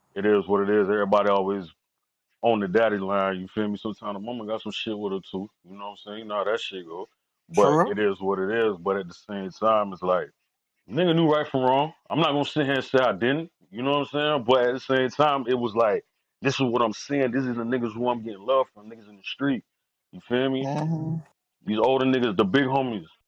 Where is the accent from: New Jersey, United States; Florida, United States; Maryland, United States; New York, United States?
Florida, United States; Fort Lauderdale; I'm from Lauderdale